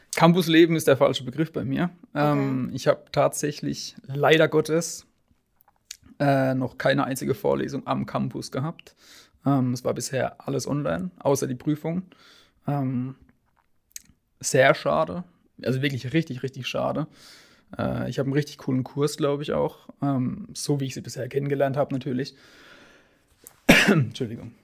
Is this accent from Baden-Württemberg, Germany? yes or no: yes; Sinsheim, Baden-Württemberg, Germany; ich bin 21 Jahre alt und komme aus Sinsheim gebürtig